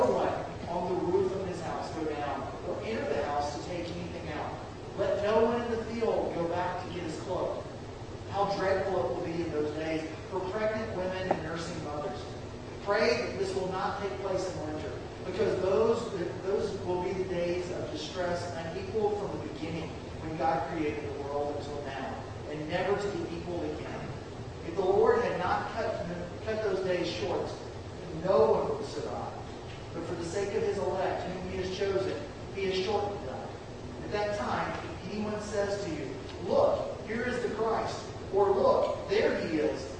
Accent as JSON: {"language": "English", "region": "the South", "country": "United States", "said": "I'm a Southerner"}